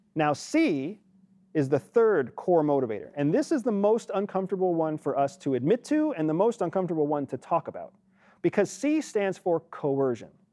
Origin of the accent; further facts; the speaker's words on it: United States; as an American